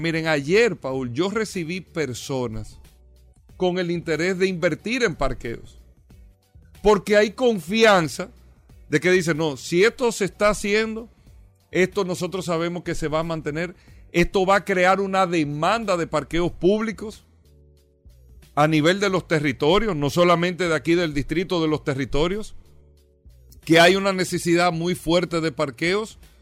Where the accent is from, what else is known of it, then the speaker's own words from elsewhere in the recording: Dominican Republic; nosotros eh, como dominicanos